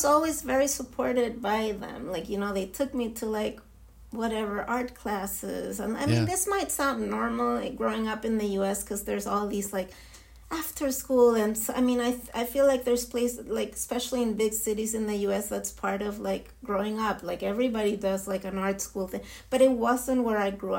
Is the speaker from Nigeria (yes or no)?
no; Santiago, Santiago Metropolitan Region, Chile; English is a second language; moved away as an adult; also born or lived in Israel / New York City / London / San Francisco; now in Miami, United States; I was born and raised in Santiago